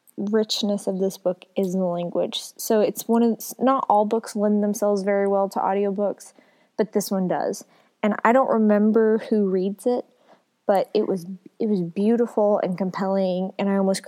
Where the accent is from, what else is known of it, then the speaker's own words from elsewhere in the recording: the South, United States; And, you know, I was raised in the South, so sometimes I really struggle.